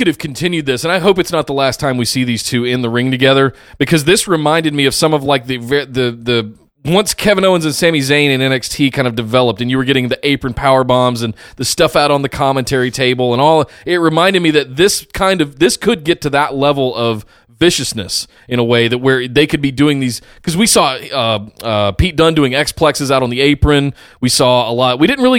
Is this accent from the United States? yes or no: no; Canada; Is I don't care. I'm Canadian.